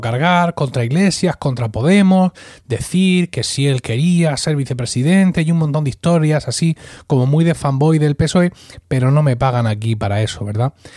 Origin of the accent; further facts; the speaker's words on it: Spain; como español en general